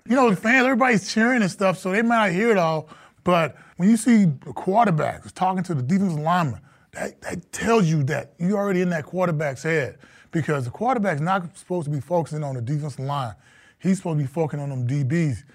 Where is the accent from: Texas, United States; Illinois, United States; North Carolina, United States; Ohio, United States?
Texas, United States; moved away as an adult; now in Minnesota, United States; a kid from Texas, small town